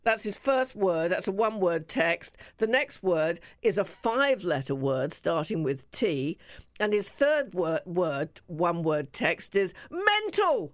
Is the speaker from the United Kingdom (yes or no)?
yes; England, United Kingdom; I'm English